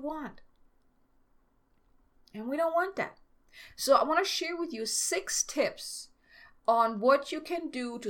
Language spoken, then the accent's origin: English; Germany; moved away; I'm from Germany